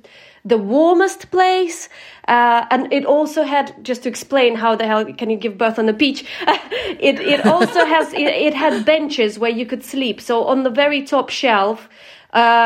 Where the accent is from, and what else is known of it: Ukraine; born or raised there